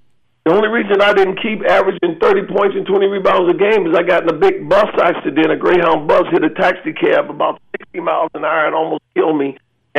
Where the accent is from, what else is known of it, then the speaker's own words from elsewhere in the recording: Kansas, United States; born there; Yeah, I was born in Kansas, and the heartbeat of America, and a lot of things was going on back in the 50s and 60s there.